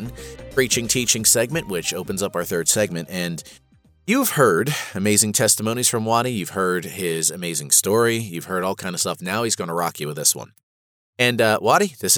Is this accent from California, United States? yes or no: no; New Jersey, United States; I'm from Jersey